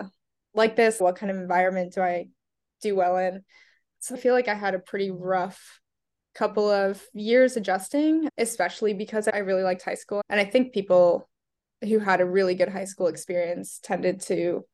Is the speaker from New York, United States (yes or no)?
no; Delaware, United States; also born or lived in Canada / England / Spain; now in Boston, United States; I grew up in Delaware. But I think, yeah, I moved back when I was around 7.